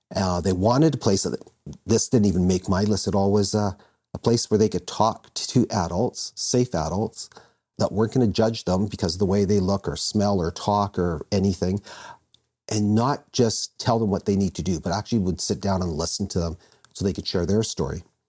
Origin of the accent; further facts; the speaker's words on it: Vancouver, British Columbia, Canada; I was born in born in Vancouver